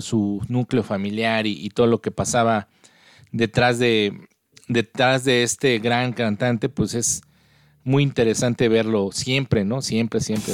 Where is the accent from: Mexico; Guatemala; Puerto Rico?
Mexico; soy mexicano